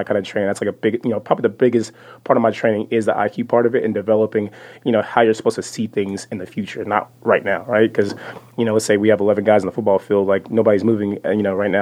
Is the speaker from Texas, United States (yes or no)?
yes; Frisco, Texas, United States; I'm from Frisco originally, so it's only 30 minutes down south